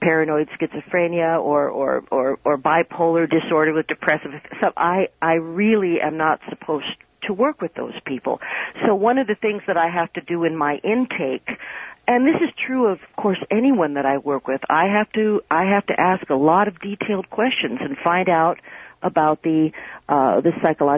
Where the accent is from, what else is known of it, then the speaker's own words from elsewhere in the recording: New York City, New York, United States; I'm from New York City